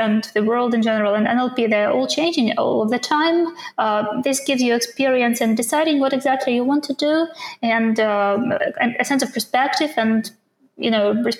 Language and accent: English; Ukraine; English is a second language; moved away as an adult; also born or lived in Japan / United States; now in Copenhagen, Denmark; I come from Ukraine